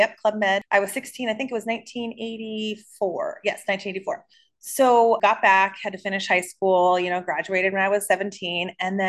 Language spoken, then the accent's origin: English; Los Angeles, California, United States; I'm born and raised in Los Angeles